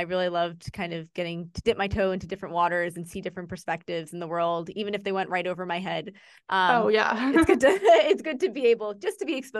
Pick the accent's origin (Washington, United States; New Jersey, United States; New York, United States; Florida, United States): New Jersey, United States; Jersey Shore, central; I am originally from the Jersey Shore area, like central New Jersey. So I grew up around beaches